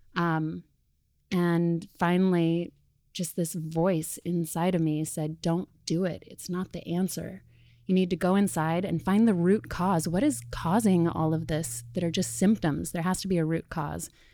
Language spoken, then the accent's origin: English; Sedona, Arizona, United States; moved away as an adult; now in New York, United States; Danielle and I grew up together in Sedona, Arizona